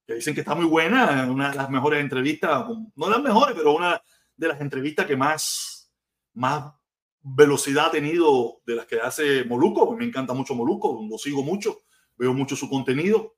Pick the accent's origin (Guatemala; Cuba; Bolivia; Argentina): Cuba; Havana; moved away as an adult; now in Miami, United States; yo soy de La Habana